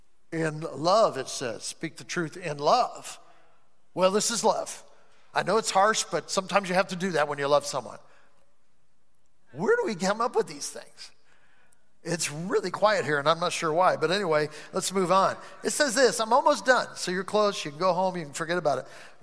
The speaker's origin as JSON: {"language": "English", "country": "Ireland", "said": "That's just the way I am. I'm Irish. I'm always saying that because I'm Irish. I'm Irish."}